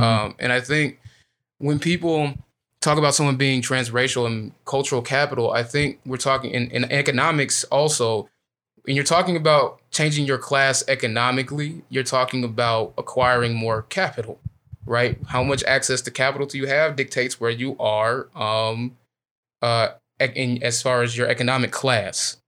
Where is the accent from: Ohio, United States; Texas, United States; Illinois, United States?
Illinois, United States; I'm from Illinois